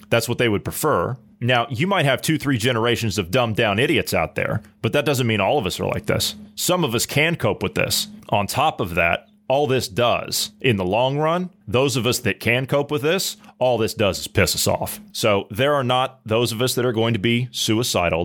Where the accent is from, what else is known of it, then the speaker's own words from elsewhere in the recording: Ohio, United States; my residents there of Ohio, okay? right? That's my home state